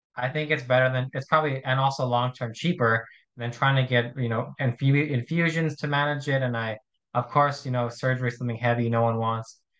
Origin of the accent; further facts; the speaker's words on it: Arizona, United States; I'm from Arizona in the United States